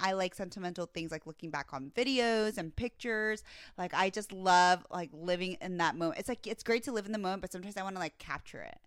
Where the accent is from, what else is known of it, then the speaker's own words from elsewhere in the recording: Virginia, United States; moved away; my hometown, Virginia.